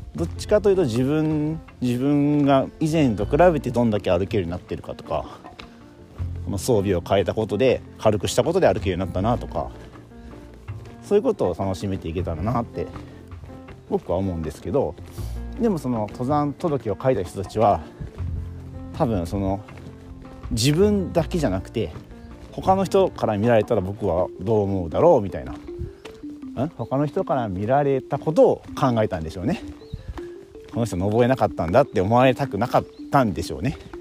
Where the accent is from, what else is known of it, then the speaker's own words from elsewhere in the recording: Kansai, Japan; 僕関西人だからね